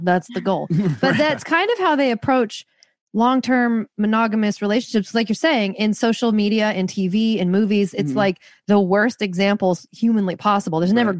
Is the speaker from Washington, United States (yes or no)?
yes; Seattle, Washington, United States; I'm from Seattle, like tattoos, who cares? Purple hair, no one cares.